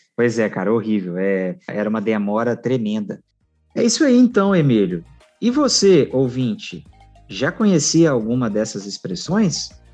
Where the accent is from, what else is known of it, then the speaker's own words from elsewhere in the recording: Minas Gerais, Brazil; accent: mineiro; Minas Gerais, o estado no qual nascemos